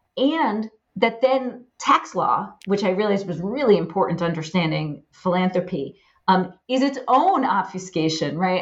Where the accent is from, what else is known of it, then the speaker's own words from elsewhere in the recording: Poughkeepsie, New York, United States; I grew up in a middle class home in Poughkeepsie, New York